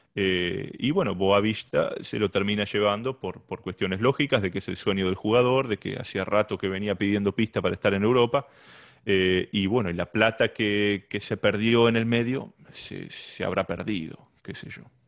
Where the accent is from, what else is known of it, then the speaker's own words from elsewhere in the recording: Lomas de Zamora, Buenos Aires Province, Argentina; moved away as an adult; now in Houston, United States; soy argentino, nacido en Buenos Aires, en la ciudad de Lomas de Zamora, particularmente en Banfield